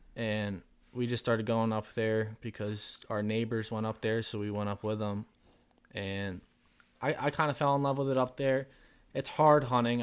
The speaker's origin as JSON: {"language": "English", "region": "southern Vermont", "country": "United States", "also_born_or_lived": "Colorado", "said": "I'm from Vermont with Isaac. We're both in southern Vermont"}